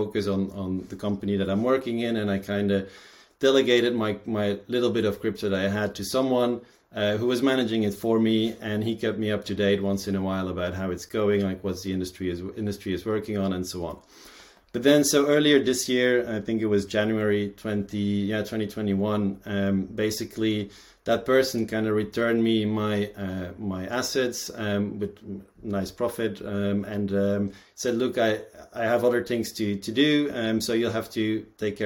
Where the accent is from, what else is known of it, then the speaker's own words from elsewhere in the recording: Belgium; born and raised in Belgium